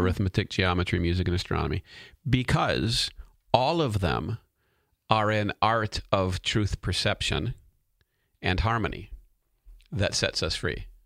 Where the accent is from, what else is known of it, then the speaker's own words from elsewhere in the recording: United States; As a citizen of the United States of America